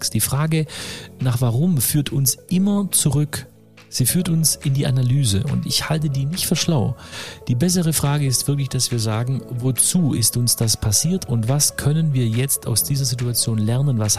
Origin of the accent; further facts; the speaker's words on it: Oberjettingen, Baden-Württemberg, Germany; und meine Mutter ein Restaurant gekauft, also so ein Gasthof in, in Oberjettingen. Mhm. Und dann bin ich so richtig auf dem Land groß geworden mit, ähm, mit Gastronomie.